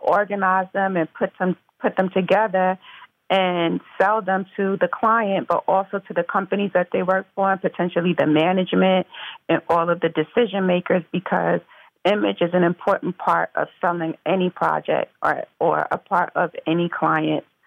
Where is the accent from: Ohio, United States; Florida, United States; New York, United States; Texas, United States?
New York, United States; Mount Vernon; I'm from Mount Vernon, New York originally, which is uh, Westchester County, the suburbs, and um, I'm born and raised